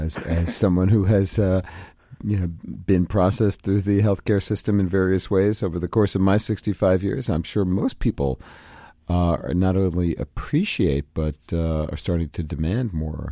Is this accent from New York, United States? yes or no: yes; Brooklyn, New York, United States; When I grew up in Brooklyn, New York, in the 50s and 60s, our family physician came to our house when one of us was sick.